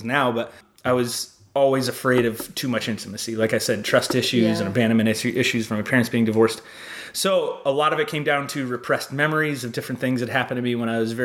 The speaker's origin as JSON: {"language": "English", "region": "Arizona", "country": "United States", "tie": "born or raised there", "also_born_or_lived": "Phoenix", "moved": "as an adult", "lives_now": "Los Angeles, United States", "said": "I was raised in Arizona"}